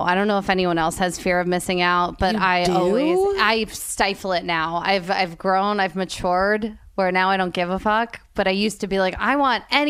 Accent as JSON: {"language": "English", "region": "New Jersey", "country": "United States", "tie": "born or raised there", "said": "I grew up in Jersey"}